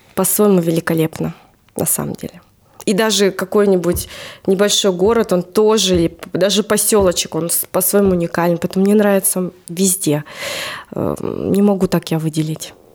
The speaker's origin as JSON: {"language": "Russian", "town": "Novosibirsk", "region": "Novosibirsk Oblast", "country": "Russia", "tie": "born or raised there", "said": "я родилась там в Новосибирске, всю жизнь"}